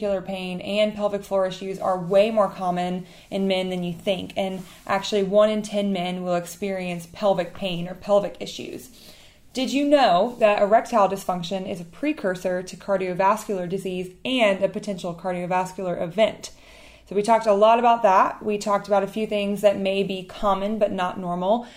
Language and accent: English; Mandeville, Louisiana, United States; moved away; I'm from Mandeville.